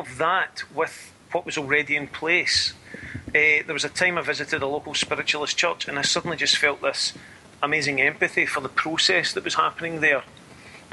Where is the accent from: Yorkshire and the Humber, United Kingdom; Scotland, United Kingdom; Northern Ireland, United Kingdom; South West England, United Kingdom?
Scotland, United Kingdom; I'm Scottish